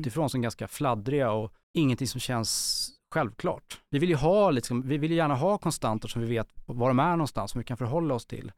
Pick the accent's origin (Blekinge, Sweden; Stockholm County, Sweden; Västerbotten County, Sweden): Stockholm County, Sweden; Stockholm; Jag växte upp eh, i Bromma på 80-talet